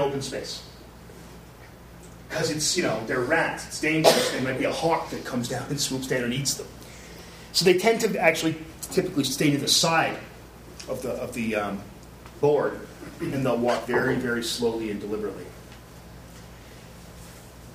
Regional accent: Canada; I'm Canadian

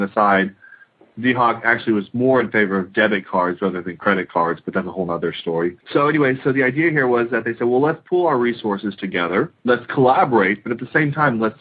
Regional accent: United States; I'm an American

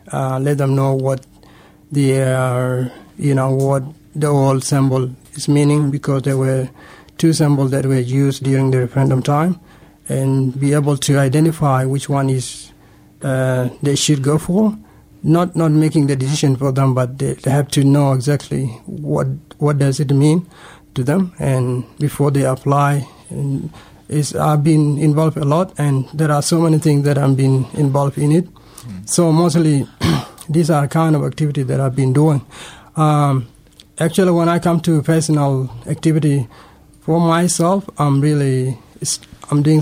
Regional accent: Sudan; now in Canberra, Australia; And actually, I came from Sudan. Uh, that was 2004.

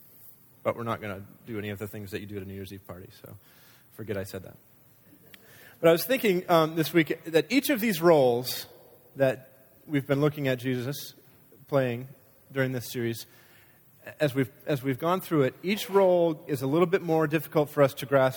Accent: United States

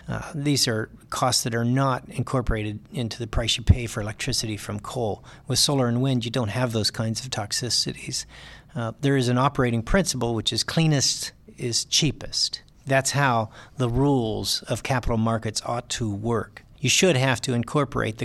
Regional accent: West Virginia, United States; also born or lived in Ohio; now in California, United States; I grew up initially in West Virginia

